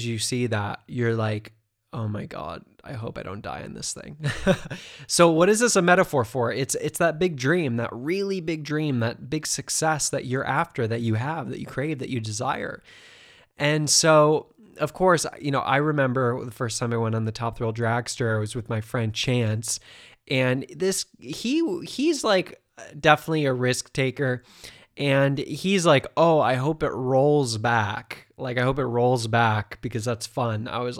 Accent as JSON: {"language": "English", "region": "Ohio", "country": "United States", "tie": "born or raised there", "said": "You know, I grew up in Ohio."}